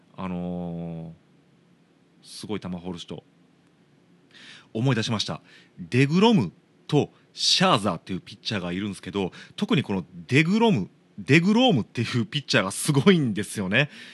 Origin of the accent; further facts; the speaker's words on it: Shiga, Japan; 僕の地元滋賀